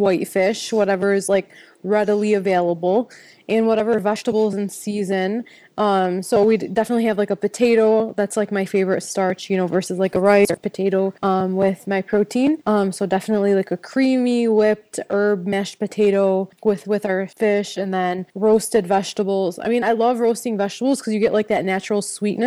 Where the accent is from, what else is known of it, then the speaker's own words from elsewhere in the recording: Dearborn, Michigan, United States; moved away as an adult; also born or lived in Seattle; I was born and raised in Dearborn, Michigan